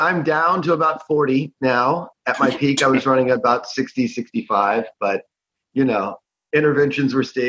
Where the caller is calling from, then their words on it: San Francisco, California, United States; I'm in San Francisco on this mostly sunny morning.